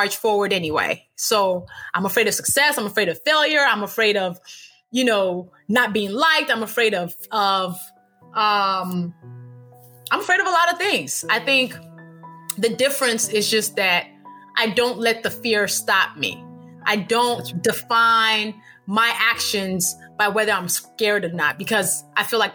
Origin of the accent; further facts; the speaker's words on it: Chicago, Illinois, United States; also born or lived in Nigeria; now in New Orleans, United States; I'm from Chicago. I'm from Nigeria.